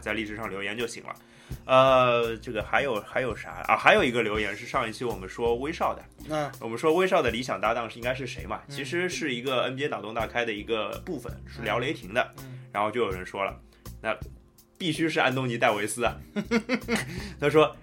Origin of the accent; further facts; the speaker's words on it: Shanghai, China; 我们上海人叫皮蛋